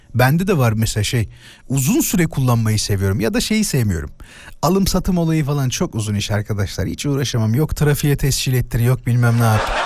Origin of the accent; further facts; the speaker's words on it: İzmit, Kocaeli, Turkey; moved away; İzmit'te doğdum ama yani orada büyüdüm ilk birkaç sene.